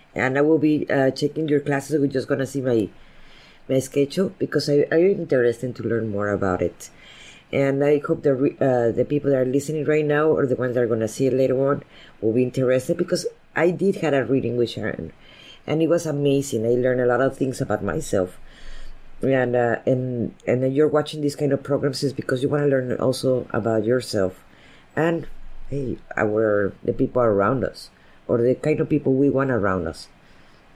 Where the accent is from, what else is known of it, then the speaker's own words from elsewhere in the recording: Veracruz, Mexico; I come from Veracruz, so we have good coffee here.